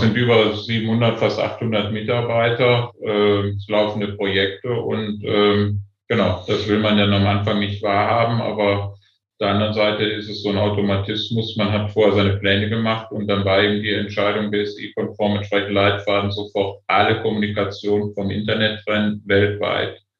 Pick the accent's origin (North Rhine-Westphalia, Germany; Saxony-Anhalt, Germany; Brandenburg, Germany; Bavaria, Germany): North Rhine-Westphalia, Germany; Aachen; ich bin Aachener, aber meine Eltern kommen aus allen Teilen der, Deut der Republik, aus dem Osten und aus Westfalen.